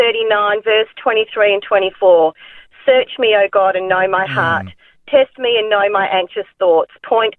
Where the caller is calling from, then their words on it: Albany, Western Australia, Australia; I'm calling from Albany in Western Australia.